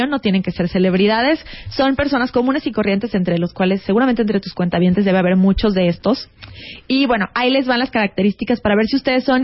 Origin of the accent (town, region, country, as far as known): Mexico